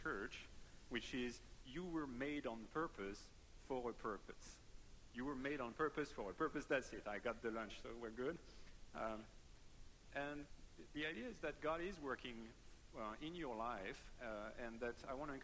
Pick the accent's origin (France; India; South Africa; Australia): France; near Paris, Île-de-France; English is a second language; moved away; I am French. So I was born and raised in France, near Paris.